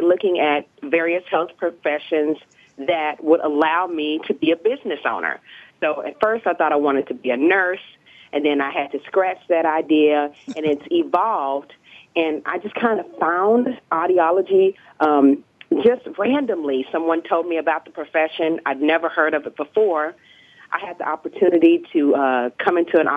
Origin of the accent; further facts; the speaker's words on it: Dallas, Texas, United States; also born or lived in Pennsylvania; I was born and raised in Dallas, Texas.